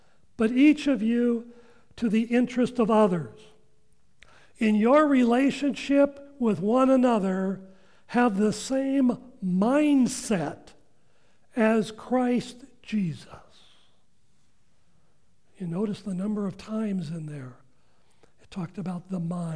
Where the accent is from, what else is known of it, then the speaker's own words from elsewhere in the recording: Washington, United States; I grew up in Washington